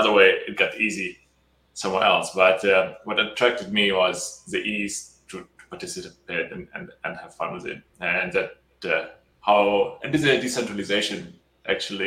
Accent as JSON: {"language": "English", "country": "Germany", "also_born_or_lived": "United Arab Emirates / China / Australia / Italy", "moved": "as an adult", "said": "I'm from Germany originally, and when I was 18, I started out, I built a fashion company, and then started studying in Germany and then some other places."}